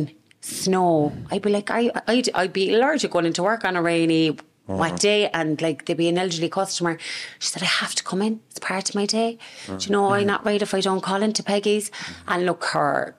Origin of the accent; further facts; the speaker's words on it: Cork, Ireland; I was born and raised in Ardenry. The family home is still there today